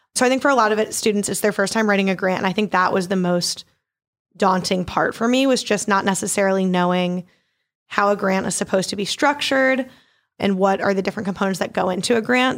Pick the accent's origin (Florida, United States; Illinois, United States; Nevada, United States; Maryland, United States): Maryland, United States; Baltimore; moved away as an adult; also born or lived in Poughkeepsie, New York; now in New Orleans, United States; I'm originally from Baltimore, Maryland